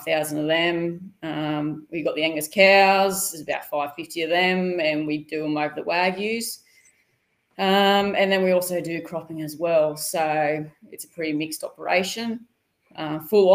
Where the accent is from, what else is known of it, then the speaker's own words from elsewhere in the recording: Sydney, New South Wales, Australia; moved away as an adult; now in Geelong, Australia; I grew up in Sydney, so I'm Richmond-based.